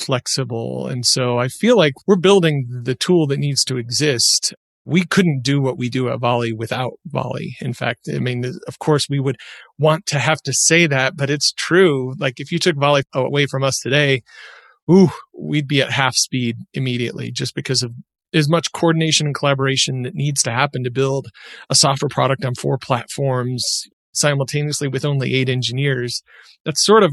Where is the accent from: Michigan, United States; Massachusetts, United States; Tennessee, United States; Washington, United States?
Michigan, United States; now in Utah, United States; I used to make pickles with my dad growing up in Michigan. And when I moved to Utah